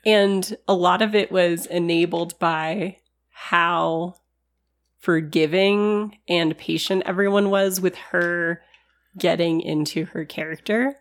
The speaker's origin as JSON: {"language": "English", "region": "California", "country": "United States", "accent": "California", "said": "my California accent"}